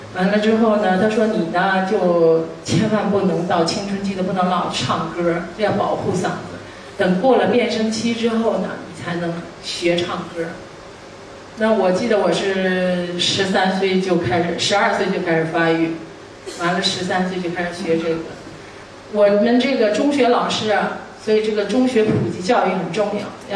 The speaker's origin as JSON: {"language": "Chinese", "region": "Northeast China", "country": "China", "said": "我自己出生在一个普通的家庭，我东北人，大家都知道我是杭人，东北的闺女"}